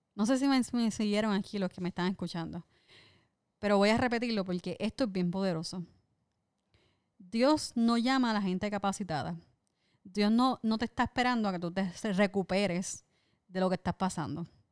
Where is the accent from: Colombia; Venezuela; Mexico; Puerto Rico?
Puerto Rico; siempre los puertorriqueños estamos dispuestos a dar de lo poquito que tenemos